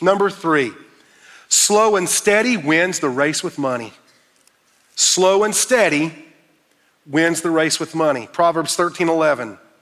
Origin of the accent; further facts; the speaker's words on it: Fountain Inn, South Carolina, United States; I was raised in Fountain Inn, South Carolina